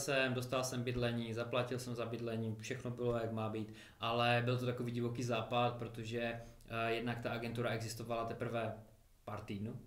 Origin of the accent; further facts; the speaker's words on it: Karviná, Moravian-Silesian Region, Czechia; moved away as an adult; also born or lived in Manchester, England; now in Mikulov, Czech Republic; jsme vlastně, pocházíme z jednoho města, z Karviné